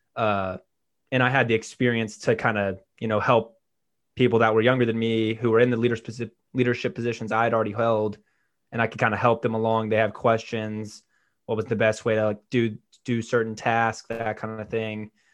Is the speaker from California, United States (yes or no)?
no; Birmingham, Alabama, United States; I'm from Birmingham, Alabama